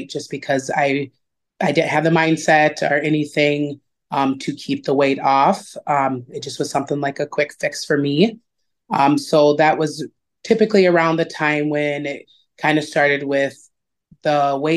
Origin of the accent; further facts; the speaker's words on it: Yankton, South Dakota, United States; moved away as an adult; now in Sioux Falls, United States; I am originally from Yankton, moved up to Sioux Falls, been up here since after I graduated